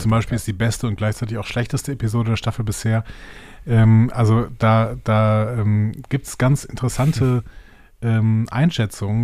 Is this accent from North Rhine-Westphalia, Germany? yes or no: yes; Cologne-Bonn Bay, North Rhine-Westphalia, Germany; Köln, in der Köln-Bonner Bucht.